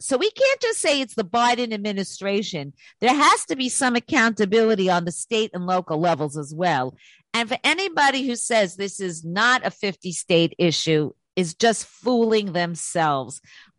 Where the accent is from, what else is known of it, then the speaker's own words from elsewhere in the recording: New York, United States; I'm from New York